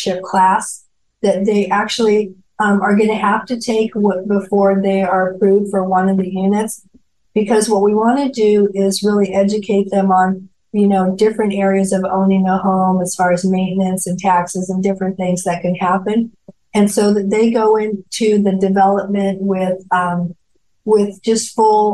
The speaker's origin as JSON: {"language": "English", "town": "Durango", "region": "Colorado", "country": "United States", "tie": "born or raised there", "also_born_or_lived": "Arizona / California", "moved": "as an adult", "lives_now": "Wilmington, United States", "said": "my hometown of Durango, Colorado"}